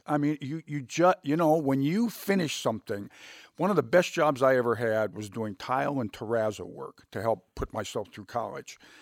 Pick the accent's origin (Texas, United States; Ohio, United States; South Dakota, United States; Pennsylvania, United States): Ohio, United States; Youngstown; I grew up in Youngstown, Ohio